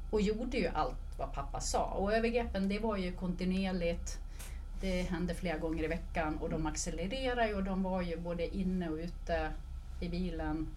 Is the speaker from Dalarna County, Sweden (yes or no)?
yes; Dalarna County, Sweden; Men jag är uppvuxen i Dalarna